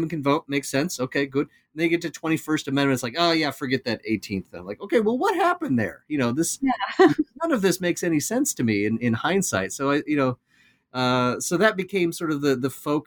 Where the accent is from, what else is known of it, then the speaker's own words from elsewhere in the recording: Iowa, United States; moved away; I'm originally from the Midwest, from Iowa